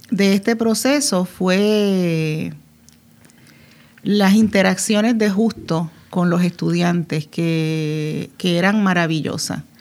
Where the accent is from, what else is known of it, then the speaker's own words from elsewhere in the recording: Dominican Republic; now in Puerto Rico; Yo soy ah, dominicana y ah, acababa de llegar a Puerto Rico. Teníamos apenas tres años de habernos casado.